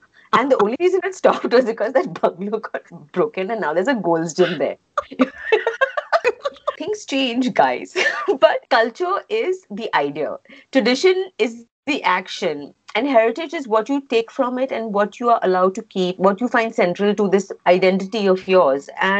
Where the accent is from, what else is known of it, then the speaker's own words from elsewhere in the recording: Oman; I don't even think I was very conscious of it because I grew up in Oman.